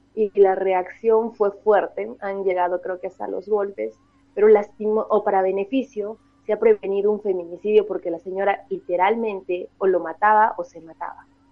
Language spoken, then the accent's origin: Spanish; Arequipa, Peru; yo soy de Arequipa